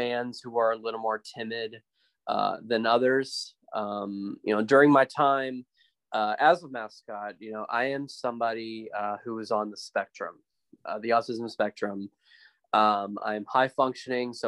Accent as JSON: {"language": "English", "region": "West Texas", "country": "United States", "tie": "born or raised there", "said": "my hometown in West Texas"}